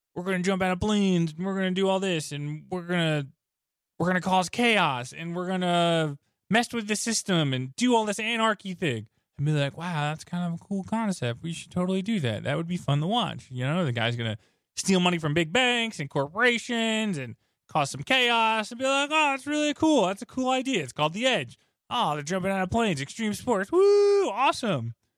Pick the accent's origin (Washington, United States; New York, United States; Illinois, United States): New York, United States; moved away as an adult; also born or lived in Chicago; I grew up in New York and then I lived in Chicago for a long period of time